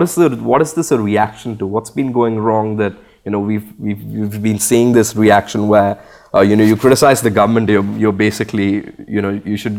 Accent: Bhopal, Madhya Pradesh, India; I did grow up in India, in Bhopal.

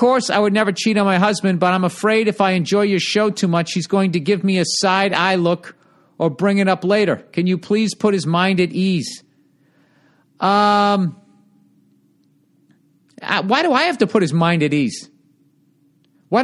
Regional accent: Ohio, United States; I'm from Ohio.

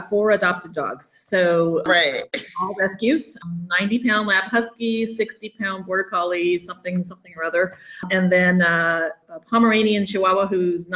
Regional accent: Oakland, California, United States; moved away as an adult; also born or lived in Arizona / Oklahoma / Michigan / Hayward, California; I grew up in Oakland and Hayward area here in the Bay Area

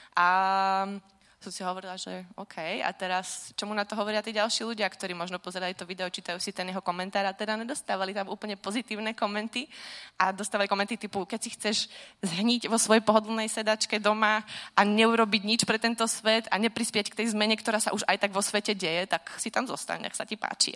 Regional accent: Slovakia; moved away as an adult; Vyrastala som teda na Slovensku

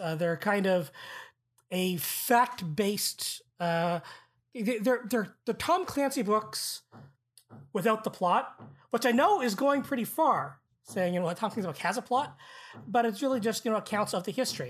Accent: Canada; as a Canadian

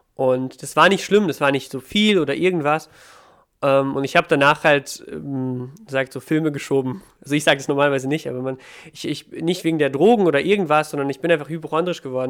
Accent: Ukraine; now in Germany; Ich komme, ich bin ja aus der Ukraine

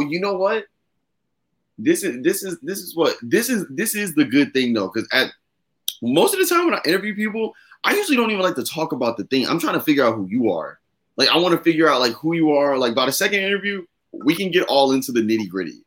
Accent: Virginia, United States; I'm an Aries from Virginia

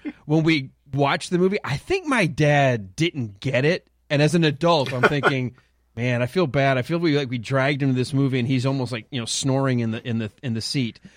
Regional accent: Detroit, Michigan, United States; Growing up in Detroit

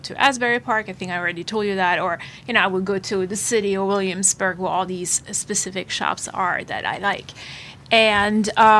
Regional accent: Germany; now in New Jersey, United States; I grew up in Germany

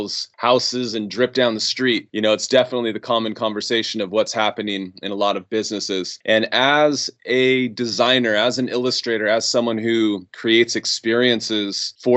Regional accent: right outside of Yosemite, California, United States; I grew up right outside of Yosemite

